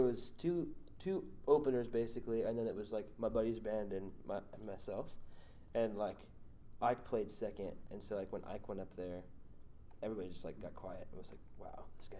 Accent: Phoenix, Arizona, United States; now in Nashville, United States; I'm from Phoenix, as you guys know that, and so it was fun to kind of go home and play a hometown show.

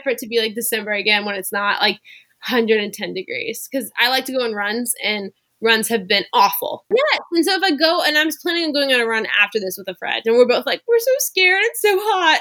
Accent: suburbs near New Orleans, South Louisiana, United States; moved away as an adult; also born or lived in Waco, Texas (Baylor University); I grew up in South Louisiana in the suburbs near New Orleans

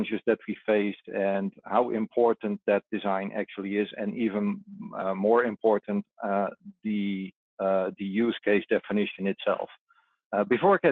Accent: Netherlands; just outside of my hometown here in the Netherlands

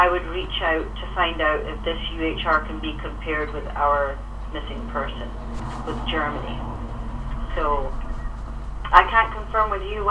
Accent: Scotland, United Kingdom; accent: Scottish; now in Canada; I came from Scotland

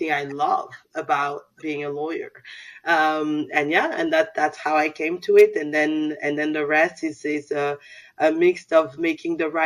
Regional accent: France; first language Soninke; English is a second language; also born or lived in San Francisco, California; So I'm a Malian French. I'm from traditional, I would say, Malian family. I grew up in France.

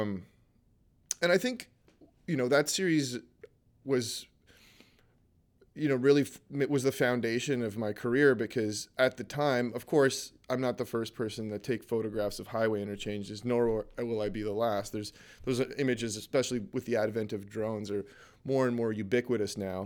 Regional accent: Canada

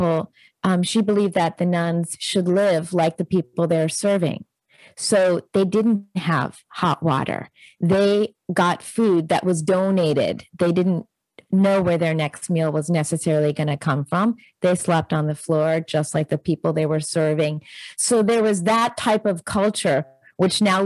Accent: Princeton, New Jersey, United States; I grew up in Princeton, New Jersey, in a wonderful family

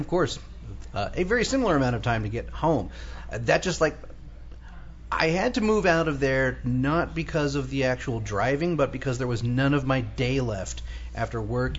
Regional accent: United States; I'm so American

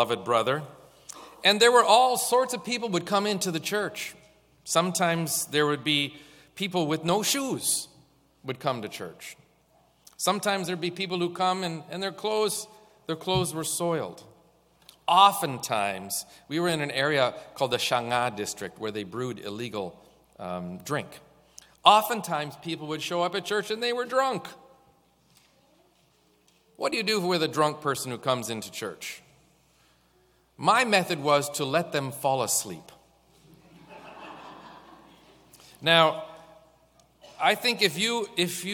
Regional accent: Canada; also born or lived in Kenya; I am a Canadian

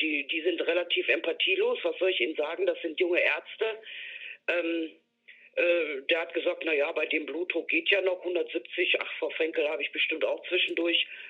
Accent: Dortmund, North Rhine-Westphalia, Germany; moved away; ich komme aus Dortmund ursprünglich

